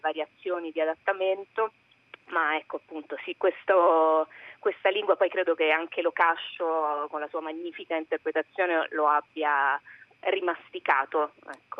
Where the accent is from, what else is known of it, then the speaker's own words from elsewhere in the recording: Rome, Lazio, Italy; io sono di Roma